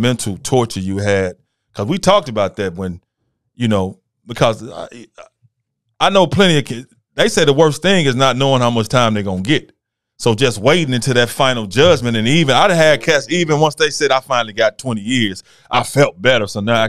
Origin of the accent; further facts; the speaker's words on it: Memphis, Tennessee, United States; I'm from Memphis, man.